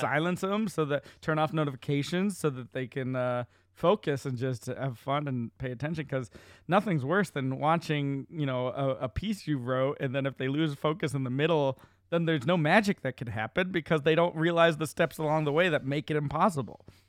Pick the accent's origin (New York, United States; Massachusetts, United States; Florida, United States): Massachusetts, United States; Central; my hometown in Central Mass